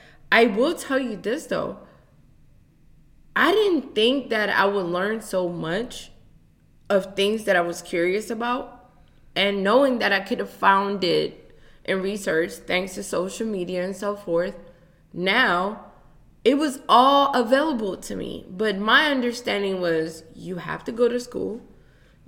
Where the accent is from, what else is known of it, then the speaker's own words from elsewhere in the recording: United States; Me being an African-American student, even though I grew up in Montgomery County